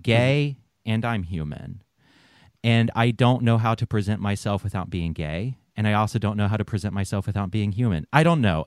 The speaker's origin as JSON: {"language": "English", "region": "the South", "country": "United States", "tie": "born or raised there", "said": "I grew up in the South"}